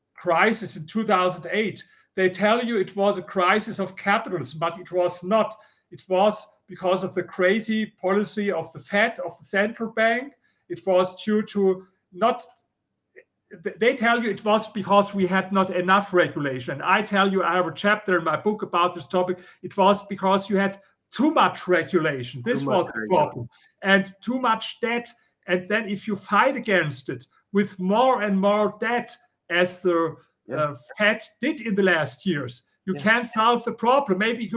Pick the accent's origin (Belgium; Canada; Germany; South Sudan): Germany; accent: German; English is a second language; now in United States; You know, I come from Germany, as you hear with my accent.